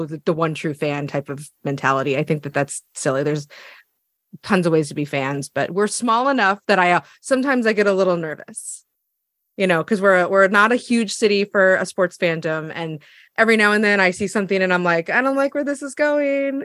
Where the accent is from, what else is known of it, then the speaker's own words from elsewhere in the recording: Eugene, Oregon, United States; I'm from Eugene, Oregon.